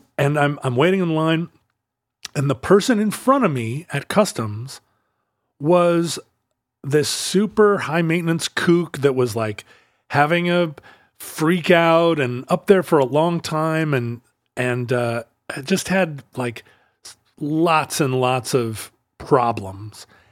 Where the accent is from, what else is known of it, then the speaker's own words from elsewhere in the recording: United States; I'm an American